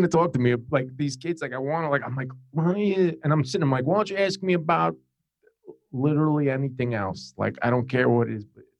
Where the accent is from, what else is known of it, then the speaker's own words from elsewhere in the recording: New Jersey, United States; We're both from New Jersey.